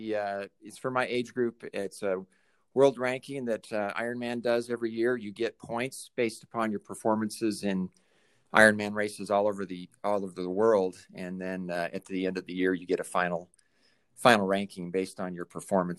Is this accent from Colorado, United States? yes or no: yes; Colorado, United States; also born or lived in Vermilion, South Dakota; Well, I was born in Vermilion, South Dakota. My father was in the midst of law school at the time and moved on to Colorado, where my mother was born and raised in Loveland, Colorado. And so we settled in Northern Colorado.